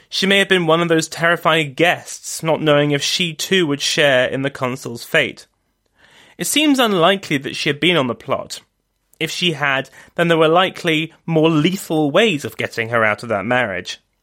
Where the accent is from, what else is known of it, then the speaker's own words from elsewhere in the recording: London, United Kingdom; also born or lived in Oxford; back to London, my hometown